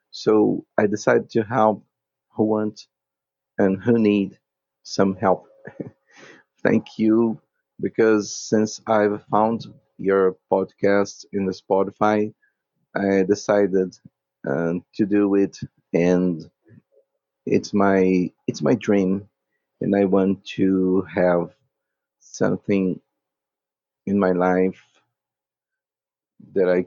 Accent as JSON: {"language": "English", "country": "Brazil", "second_language": "English", "said": "from Brazil"}